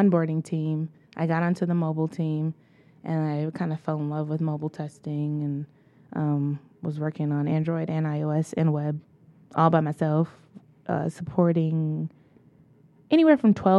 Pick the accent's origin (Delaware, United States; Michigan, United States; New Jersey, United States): Michigan, United States; Detroit; growing up in Detroit, I did go to the best elementary and middle school, Bates Academy.